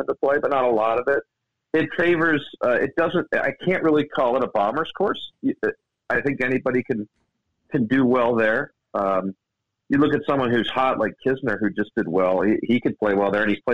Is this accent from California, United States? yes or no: no; Baltimore, Maryland, United States; Not only is it in my home state, it's in my home city where I was born, Baltimore. That makes me a Baltimorean